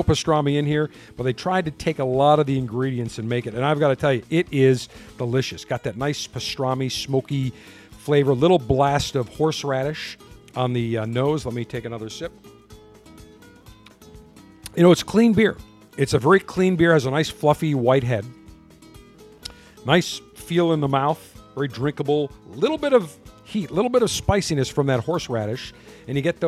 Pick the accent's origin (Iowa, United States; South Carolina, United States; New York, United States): New York, United States; Buffalo; now in Tampa, United States; listening on 930 WBEN, my hometown.